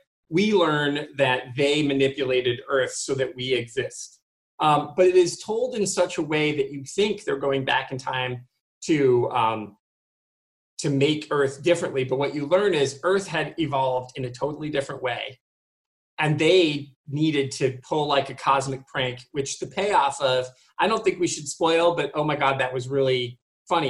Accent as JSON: {"language": "English", "region": "Michigan", "country": "United States", "said": "I'm originally from Michigan"}